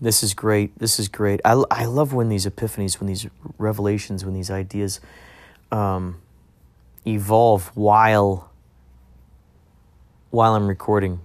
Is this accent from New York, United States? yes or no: no; Carol Stream, Illinois, United States; my brother and I grew up in Carroll Stream, Illinois